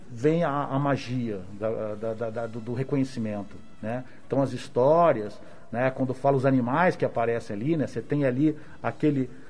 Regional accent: Rio de Janeiro, Brazil; accent: mix of carioca and gaúcho; also born or lived in Porto Alegre; como eu fui criado no Rio de Janeiro, eu sou de Porto Alegre, sou do outro Rio Grande

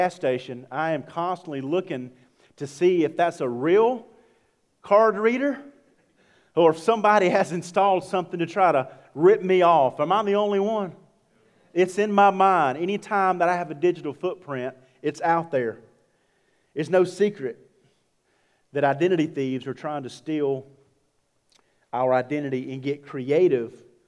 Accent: Georgia, United States; I'm from Georgia

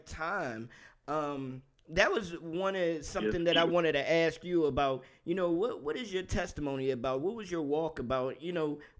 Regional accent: Temple Hills, Maryland, United States; now in Kilmarnock, United States; I'm actually from the Temple Hills area, man. I grew up in the Temple Hills area.

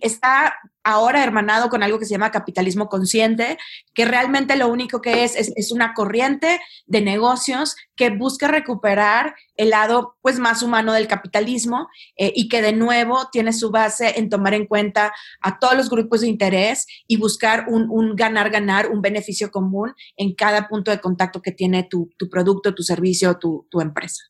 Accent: Monterrey, Nuevo León, Mexico; yo, soy de Monterrey, no estoy enojada si hablo, este, y, pues crecí en, medio de estos grandes capitanes de empresa

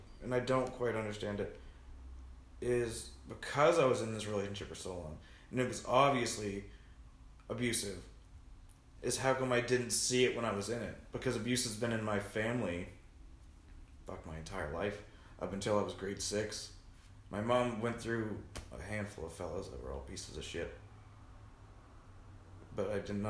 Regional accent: Digby, Nova Scotia, Canada; also born or lived in Annapolis, Nova Scotia; now in Vancouver, Canada; I moved to Digby. Because I was in Annapolis for 3 or 4 years prior to Digby. But I was born in Digby

